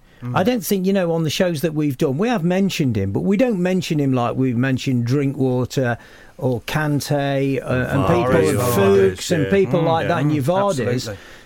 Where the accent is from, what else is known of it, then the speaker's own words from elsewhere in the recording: Derby, East Midlands, United Kingdom; Derby, because that's my hometown.